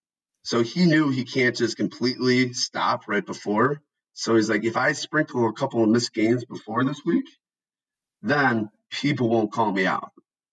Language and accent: English; Cleveland, Ohio, United States; I am from Cleveland, and I saw that Brooklyn was going to Cleveland